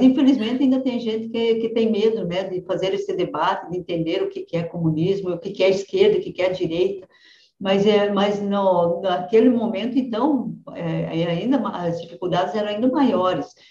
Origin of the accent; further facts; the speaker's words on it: Francisco Beltrão, Paraná, Brazil; also born or lived in Rio Grande do Sul; E eu sou do, de Francisco Beltrão, na verdade nasci no Rio Grande, mas vim para Francisco Beltrão, no sudoeste do Paraná, com três anos de idade.